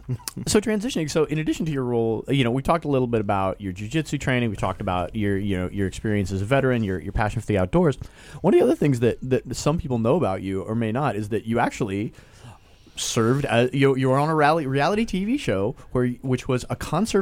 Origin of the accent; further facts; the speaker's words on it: Portland, Oregon, United States; I grew up in Portland, Oregon as a barista and making cold press coffee.